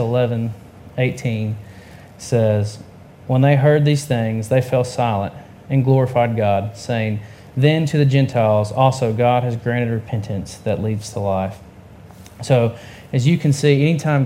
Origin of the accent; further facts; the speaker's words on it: Georgia, United States; now in Tennessee, United States; I'm from Georgia, and she is from Virginia, and we now live here in Tennessee